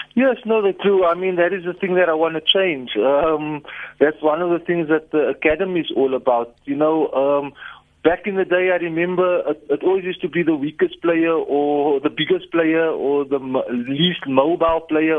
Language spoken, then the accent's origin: English; South Africa; I'm South African